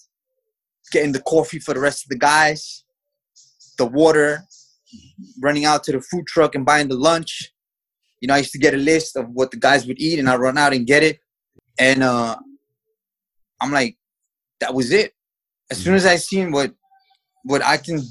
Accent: New York City, New York, United States; also born or lived in Mexico; I was born in Mexico and raised in the United States in the city of New York. I came to New York when I was 3 years old

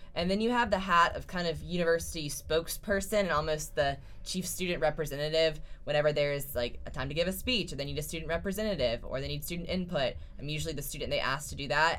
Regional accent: Lexington, South Carolina, United States; I'm a senior from Lexington, South Carolina

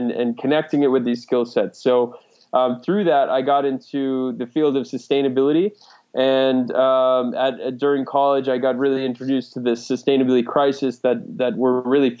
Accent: just outside of Cape Cod, New England, United States; I grew up in New England, just outside of Cape Cod, so always grew up by the water.

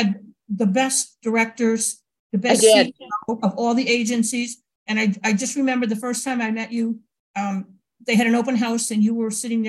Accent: Albany, New York, United States; I'm from Albany, New York.

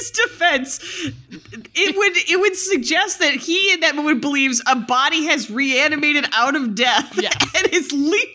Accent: New York, United States; When in reality, as a New Yorker, I would just leave.

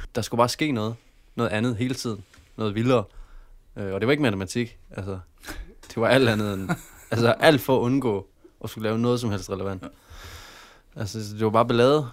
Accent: Padborg, Southern Denmark, Denmark; also born or lived in Aabenraa / Flensburg / Haderslev; Jeg er fra Padborg. Jeg har boet i Aabenraa i mange år. Jeg har boet i samtlige, samtlige byer, faktisk. Både Flensborg og Haderslev.

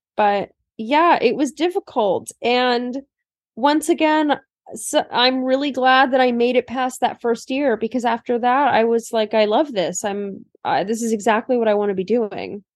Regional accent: Turlock, California, United States; now in New York, United States; I used to really hate living in Turlock, um, when I was a kid

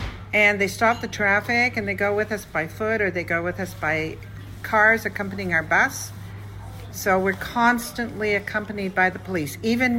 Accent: Toronto, Ontario, Canada; moved away as an adult; now in Israel; As a Canadian

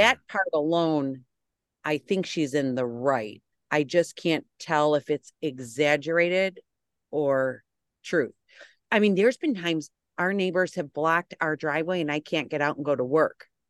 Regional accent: United States; as an American

